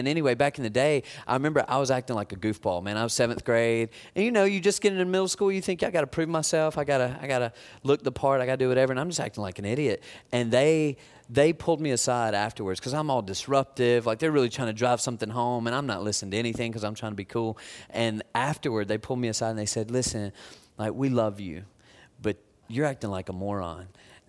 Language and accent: English; Tupelo, Mississippi, United States; There was a volunteer couple in my church growing up. I grew up in Tupelo, Mississippi.